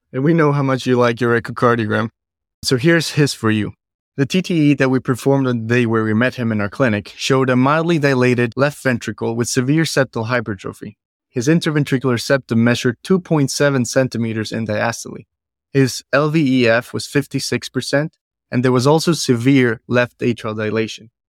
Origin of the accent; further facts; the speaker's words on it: Bogota, Colombia; now in Cleveland, United States; I'm originally from Bogota, Colombia